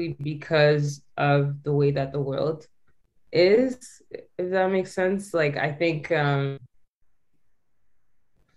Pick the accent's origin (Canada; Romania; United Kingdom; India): Canada; Calgary, Alberta; a quiet girl growing up in Calgary